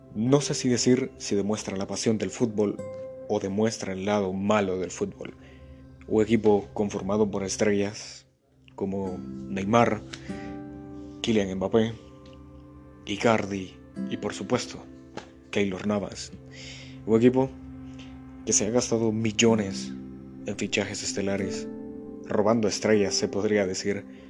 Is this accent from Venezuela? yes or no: no; Guatemala; aquí en mi país, el buen Chapín